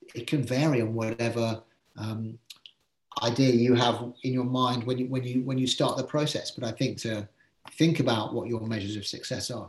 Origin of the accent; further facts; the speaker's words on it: England, United Kingdom; being English